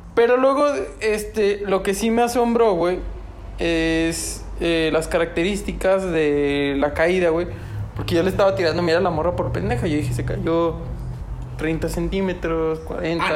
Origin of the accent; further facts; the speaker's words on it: Aguascalientes, Mexico; somos de Aguascalientes